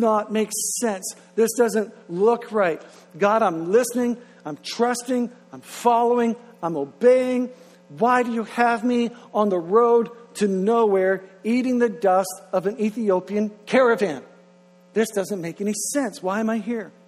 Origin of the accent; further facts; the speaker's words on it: Grand Manan, New Brunswick, Canada; now in Moncton, Canada; I'm originally from Graham and Ann